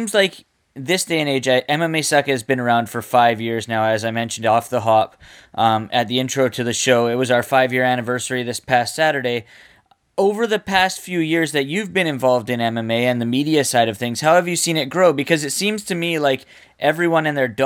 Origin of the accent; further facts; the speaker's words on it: British Columbia, Canada; my fellow Canadian